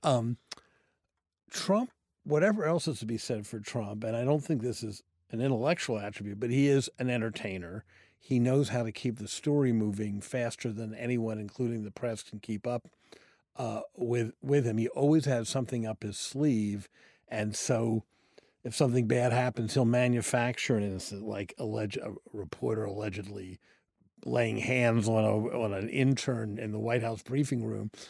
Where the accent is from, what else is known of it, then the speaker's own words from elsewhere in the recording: Washington, District of Columbia, United States; I grew up in Washington, D C, in a family that was not in politics, and I grew up in the city, not the suburbs.